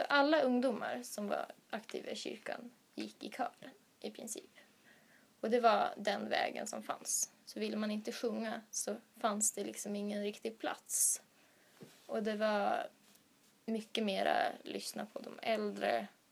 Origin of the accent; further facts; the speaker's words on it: Sweden; moved away as an adult; now in Uppsala, Sweden; Från början så kommer jag från Göteborgs stift